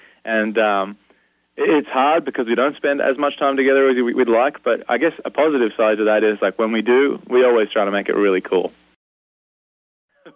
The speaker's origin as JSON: {"language": "English", "town": "Newcastle", "region": "New South Wales", "country": "Australia", "tie": "born or raised there", "said": "my hometown of Newcastle, New South Wales, Australia"}